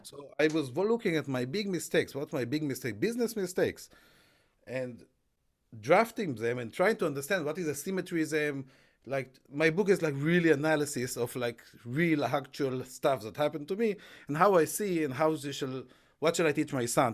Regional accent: Israel; moved away as an adult; now in United Kingdom; I grew up in Israel

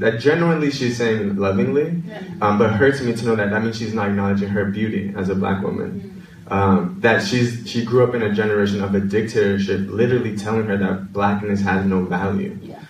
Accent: New York City, New York, United States; also born or lived in Washington Heights; I'm from the Bronx, New York

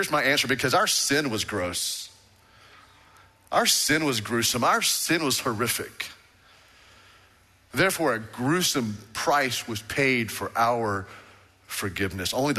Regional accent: Waco, Texas, United States; I was born in Hillcrest Baptist Hospital, went to Baylor Baptist University

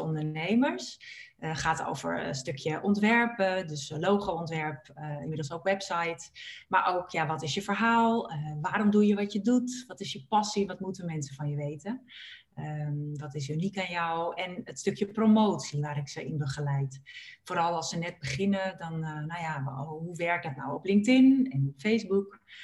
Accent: Purmerend, North Holland, Netherlands; ik ben opgegroeid in Purmerend

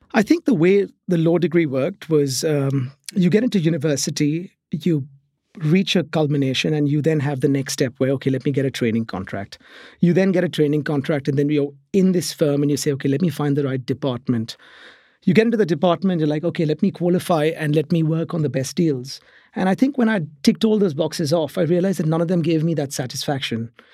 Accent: Mumbai, Maharashtra, India; moved away as an adult; now in England; I grew up in Mumbai, which is in India

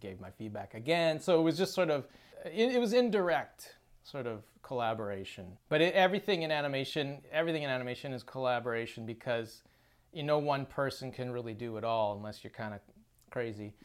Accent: Chilliwack, British Columbia, Canada; That's that's my hometown. It's where I was born and raised

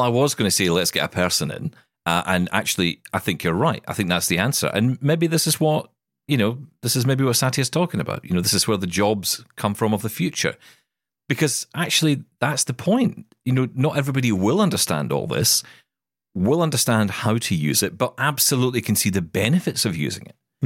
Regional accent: Scotland, United Kingdom; I am Scottish

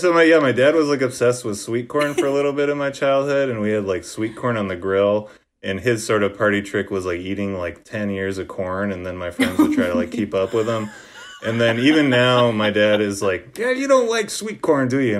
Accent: Wisconsin, United States; I grew up in Wisconsin

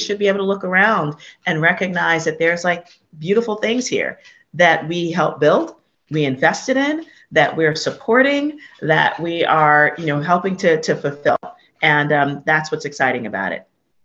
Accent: New York City, New York, United States; I was born and raised in Hunts Point

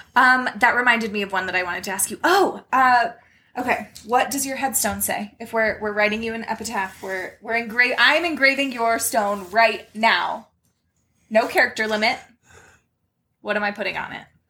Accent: Salmon, Idaho, United States; there was one thing to do growing up in Salmon, Idaho

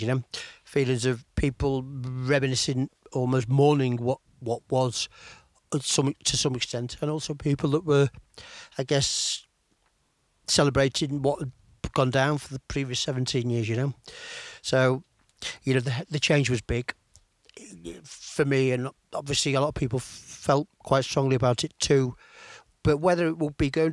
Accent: Chester, North West England, United Kingdom; also born or lived in Manchester; I was born in Chester, brought up in Chester

